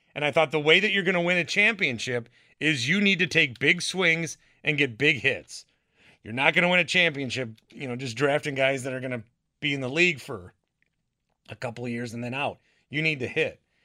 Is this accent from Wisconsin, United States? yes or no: yes; Fond du Lac, Wisconsin, United States; when I grew up in Fond du Lac, there were definitely Bucks draft parties